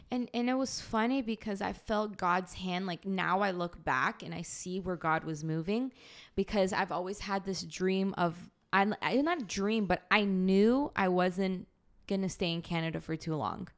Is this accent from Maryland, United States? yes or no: no; Boston, Massachusetts, United States; I'm an American citizen, I was born in Boston